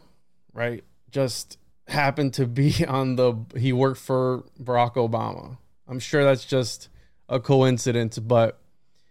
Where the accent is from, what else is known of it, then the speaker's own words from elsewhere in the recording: Puerto Rico; I was born in Puerto Rico